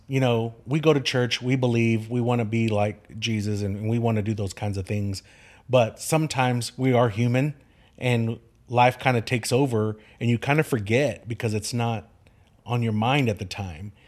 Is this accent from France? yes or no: no; Kerrville, Texas, United States; Kerrville is my home. Ker, I'm a six, sixth generation Kerrvillian.